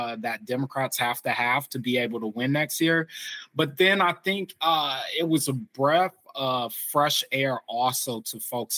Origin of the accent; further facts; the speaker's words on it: Michigan, United States; my home state of Michigan